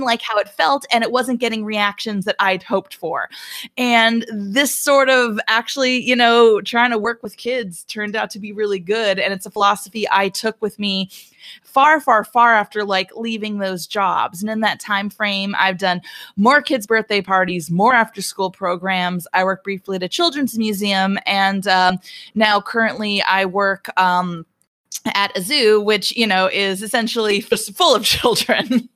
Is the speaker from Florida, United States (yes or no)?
no; Albuquerque, New Mexico, United States; now in Atlanta, United States; I grew up in Albuquerque, New Mexico